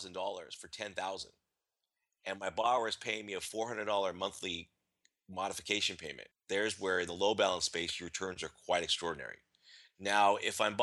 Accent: California, United States; I'm from California

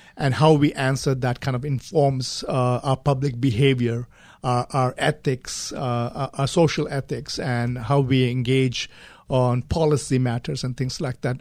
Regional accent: India; moved away as an adult; also born or lived in Gulf countries / United Kingdom; I grew up in India, traveled quite a bit. I lived in the Gulf countries for some time and then moved to, uh, the U K for higher studies.

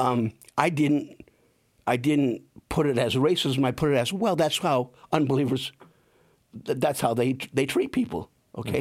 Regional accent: Saginaw, Michigan, United States; moved away as an adult; also born or lived in El Paso, Texas / Plymouth, Indiana; now in South Bend, United States; I grew up in Saginaw, Michigan

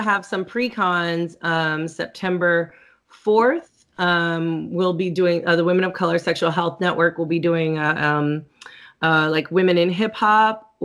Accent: California, United States; moved away as an adult; now in Atlanta, United States; I'm originally from California, so I used to go back and forth a lot

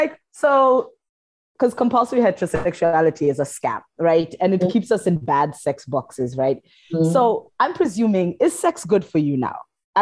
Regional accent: Kenya; So I'm from Kenya, and I knew these twins.

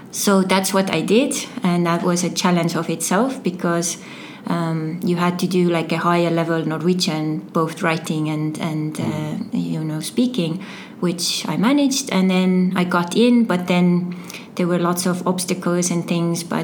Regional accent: Türi, Järva County, Estonia; English is a second language; moved away as an adult; also born or lived in Paide; I'm originally from Estonia um, and I was born in Paide and uh, growing up in uh, Turi area.

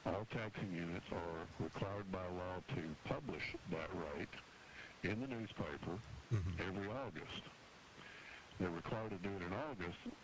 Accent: Arlington, Texas, United States; my hometown of Arlington, Texas

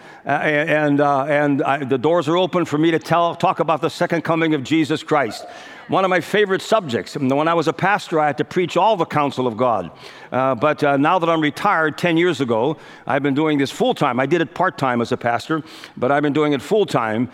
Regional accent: United States; I was born in America

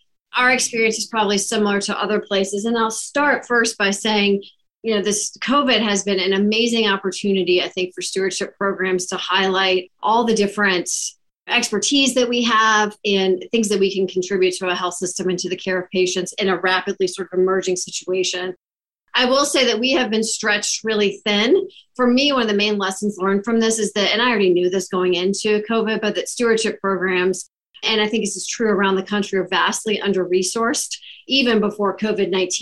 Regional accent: Virginia, United States; also born or lived in Baltimore, Maryland; now in Salt Lake City, United States; I am originally from Virginia

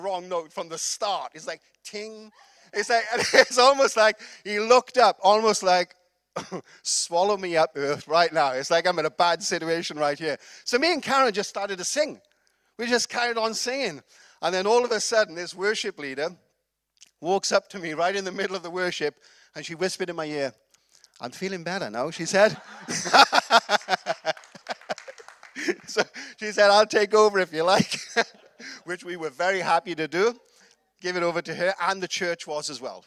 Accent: Wales, United Kingdom; I'm from Wales

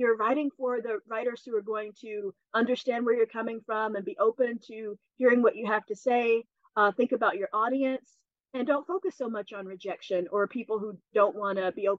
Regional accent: Commerce, Georgia, United States; moved away; my hometown where I grew up. I'm from North Georgia, just north of Athens, a town called Commerce

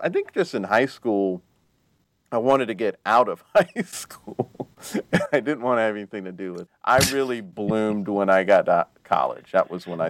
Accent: South Carolina, United States; I'm from South Carolina and North Carolina. Yeah. But I mostly lived in South Carolina

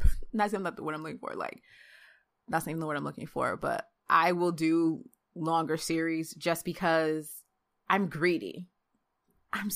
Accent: Jamaica; I'm Jamaican

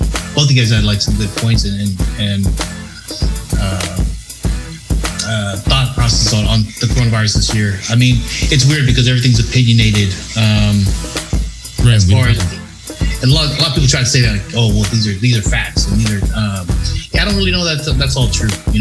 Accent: United States; accent: American; I'm reading it as an American

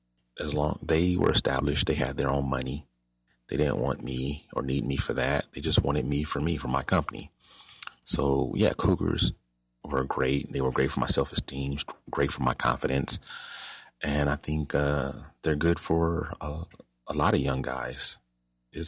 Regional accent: Los Angeles, California, United States; Growing up in Los Angeles

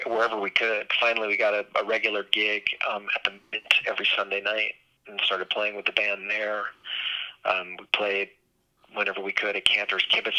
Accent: New York City, New York, United States; moved away as an adult; also born or lived in Los Angeles; I'm originally from New York City.

